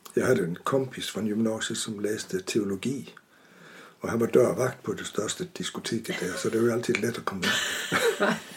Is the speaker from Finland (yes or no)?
no; Vejle, Southern Denmark, Denmark; Swedish is a second language; moved away as an adult; also born or lived in Aarhus; now in Urshult, Sweden; Jag är född i en liten stad som heter Vejle på Jylland